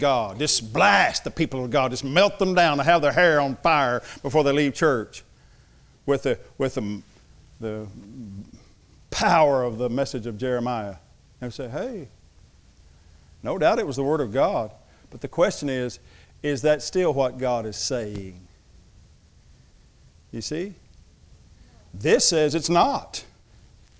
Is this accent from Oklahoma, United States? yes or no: yes; Thackerville, Oklahoma, United States; I am from Thackerville, but I went to college